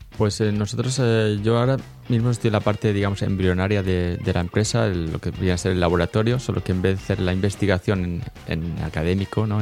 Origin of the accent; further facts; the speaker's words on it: Elche, Valencian Community, Spain; moved away as an adult; now in Lausanne, Switzerland; yo soy un ilicitano de Elche, eh, afincado aquí en Suiza de hace una buena década.